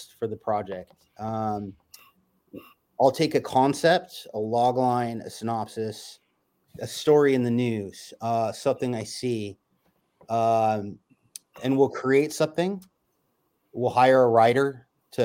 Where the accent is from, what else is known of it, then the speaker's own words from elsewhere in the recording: California, United States; I'm a California native, and I've been here my whole life.